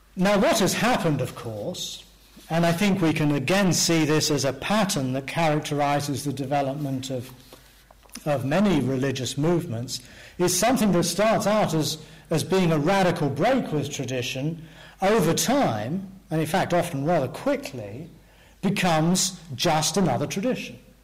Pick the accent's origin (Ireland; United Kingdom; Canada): United Kingdom; England; growing up in England in the 19. 50s